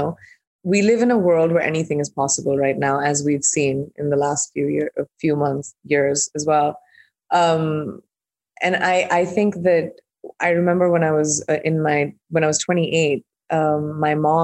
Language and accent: English; India; also born or lived in Iowa; I'm an Indian who's grown up in India